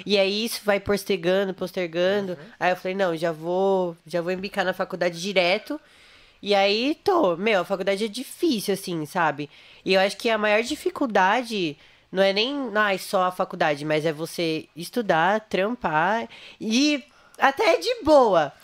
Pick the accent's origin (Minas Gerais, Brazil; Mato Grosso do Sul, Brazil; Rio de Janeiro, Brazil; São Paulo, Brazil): São Paulo, Brazil; Santo André; eu nasci né, em Santo André, ABC.